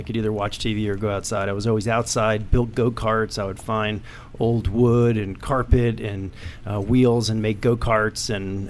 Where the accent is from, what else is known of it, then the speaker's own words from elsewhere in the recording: Middletown, New York, United States; Middletown, New York.